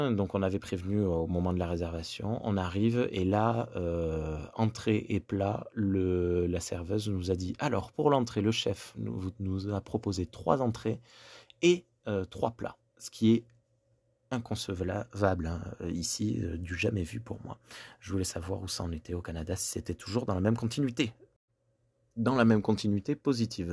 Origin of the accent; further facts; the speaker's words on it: Gers, Occitania, France; chez nous, en France, et notamment dans le Gers